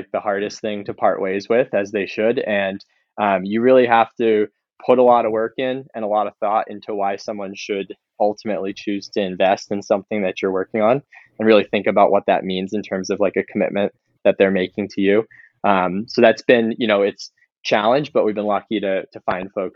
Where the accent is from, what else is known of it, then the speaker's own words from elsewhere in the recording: New Hampshire, United States; growing up in New Hampshire